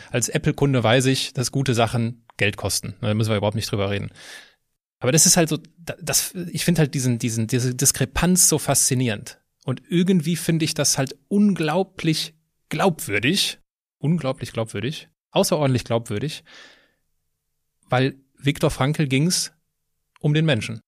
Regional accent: Westerwald, Rhineland-Palatinate, Germany; moved away; also born or lived in Düsseldorf / Cologne; ganz in der Nähe, wo ich herkomme, im Westerwald

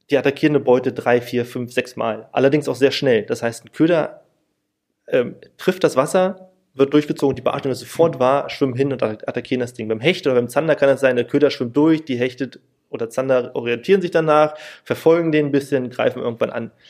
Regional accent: Berlin, Germany; weil in Berlin ich komme auch aus Berlin

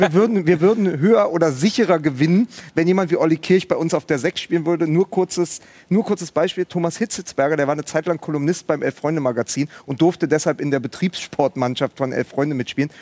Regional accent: Berlin, Germany; Ich bin ja gebürtiger Berliner.

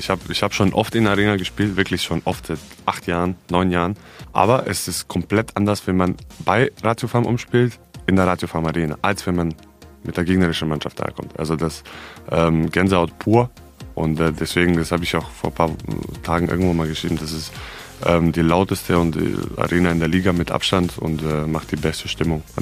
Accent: Serbia; hallo, ich bin, äh, ich komme aus Serbien.

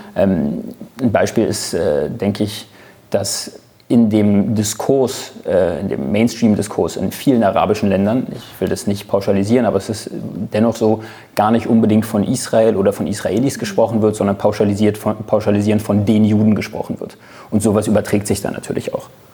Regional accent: Germany; bin ich Deutscher, das heißt, ich bin kein Mitbürger, sondern ich bin genauso ein Bürger wie

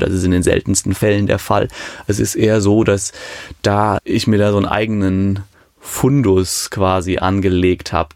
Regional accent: Hambuch, near Münstermaifeld, Rhineland-Palatinate, Germany; also born or lived in Mayen; Mayen in der Eifel, aufgewachsen in Hamburg

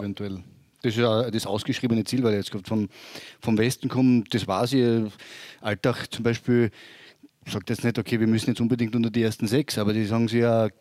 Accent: Graz, Styria, Austria; now in Vorarlberg, Austria; ich bin ein Steirer, muss ich immer darauf hinweisen, na na, ich bin ein Grazer

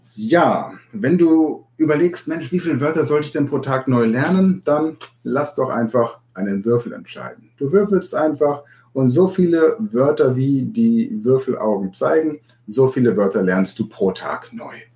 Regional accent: Hanover, Lower Saxony, Germany; Ich bin in Hannover geboren

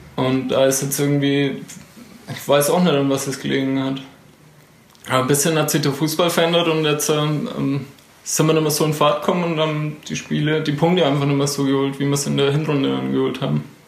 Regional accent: Neunhof, Bavaria, Germany; ich komme aus Nonhof.

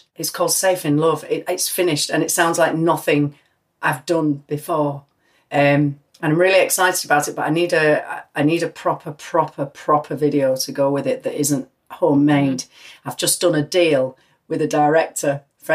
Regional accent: United Kingdom; being British

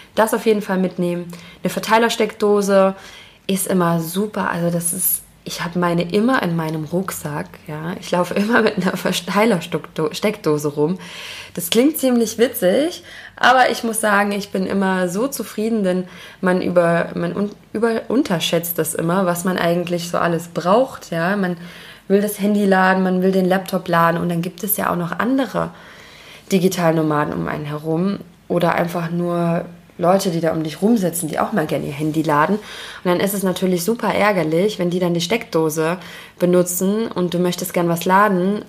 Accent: Germany; Wir haben als Deutsche

